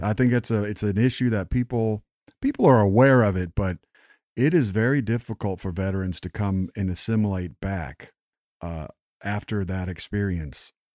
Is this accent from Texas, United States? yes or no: yes; West Texas, United States; all the men in my family where I grew up in Texas and West Texas